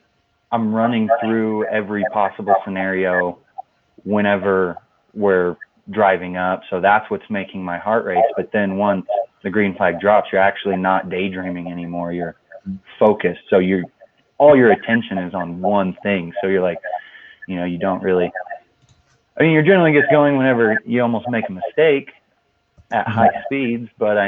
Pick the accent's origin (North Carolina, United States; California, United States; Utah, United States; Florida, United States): Utah, United States; Moab; just because I grew up around it and I grew up in Moab. I grew up wheeling.